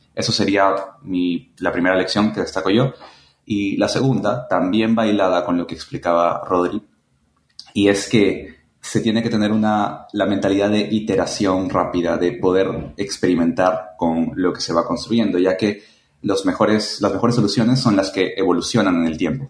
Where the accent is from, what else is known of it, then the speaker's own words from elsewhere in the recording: Chiclayo, Lambayeque, Peru; now in Lima, Peru; Soy peruano, nací en Chiclayo, pero actualmente vivo en Lima